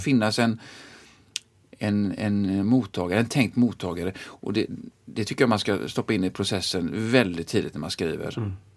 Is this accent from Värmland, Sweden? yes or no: no; Gothenburg, Västra Götaland, Sweden; jag är uppvuxen i Tynnered